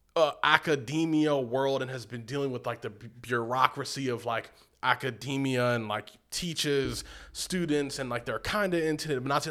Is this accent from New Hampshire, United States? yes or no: no; Baltimore, Maryland, United States; now in Malibu, United States; I'm from Baltimore